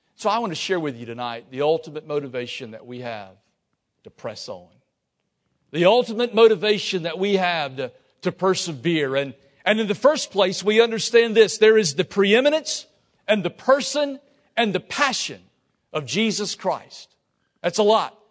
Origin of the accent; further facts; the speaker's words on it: Lafayette, Louisiana, United States; I'm from Lafayette